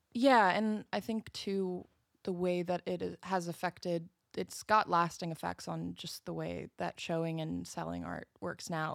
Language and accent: English; outside of Seattle, Washington, United States; I'm right outside of Seattle